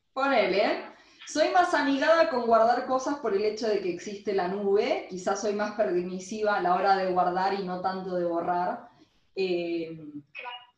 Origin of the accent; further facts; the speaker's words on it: Argentina; cuando volví a Argentina